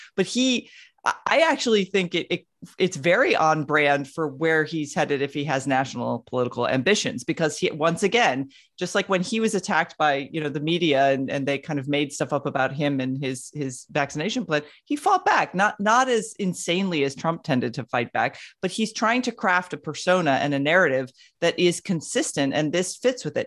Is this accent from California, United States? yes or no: no; Florida, United States; having been born and raised in Florida